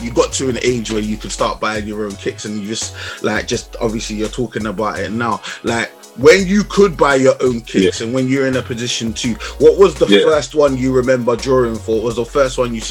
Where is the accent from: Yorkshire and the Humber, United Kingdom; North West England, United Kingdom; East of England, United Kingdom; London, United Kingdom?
London, United Kingdom; I grew up in Southeast London